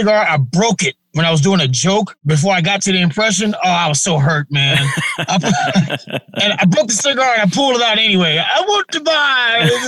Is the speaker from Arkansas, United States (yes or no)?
no; Memphis, Tennessee, United States; also born or lived in Cleveland, Ohio; I was born in Cleveland, Ohio, but you might as well say Memphis, because I moved to Memphis with my grandparents and when I was like 2 years old. So, Memphis is where I was raised.